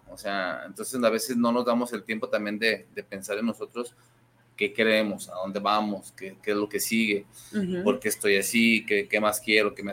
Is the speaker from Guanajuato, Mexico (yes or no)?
no; Guadalajara, Jalisco, Mexico; now in Acatlán de Juárez, Mexico; Soy tapatío, pero es tapatío, pero allá vive.